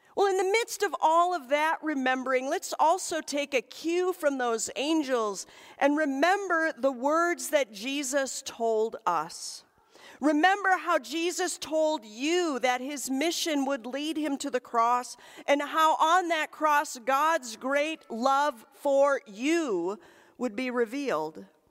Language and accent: English; Michigan's Upper Peninsula, United States; moved away; we visited the cemetery in my hometown